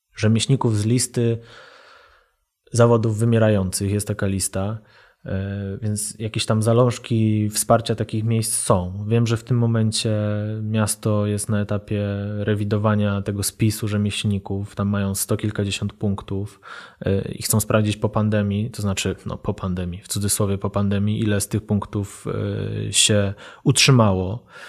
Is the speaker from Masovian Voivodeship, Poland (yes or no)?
no; Kraków, Lesser Poland, Poland; ja się wychowałem na starym ruczaju